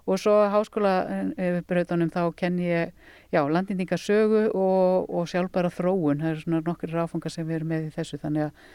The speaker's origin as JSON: {"language": "Icelandic", "area": "Hvanneyri area, Borgarfjörður", "region": "Western Region", "country": "Iceland", "tie": "born or raised there", "said": "ég er búndi á næsta bæ, Össu, er þar með smá fjárpústikap og fætt þar upp alinn"}